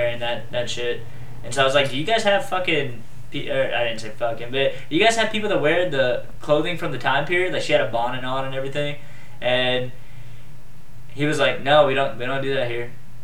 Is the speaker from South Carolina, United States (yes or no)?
yes; Charleston, South Carolina, United States; I'm from Charleston, South Carolina. Really old fucking city.